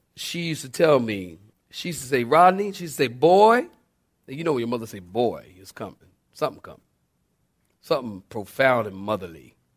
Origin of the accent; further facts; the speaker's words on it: Philadelphia, Pennsylvania, United States; I'm from Philly. We used to dig the tar out of the street